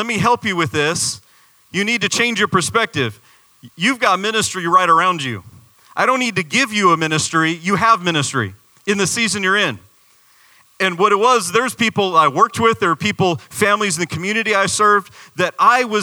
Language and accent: English; Arizona, United States; now in Florida, United States; I'm from Arizona.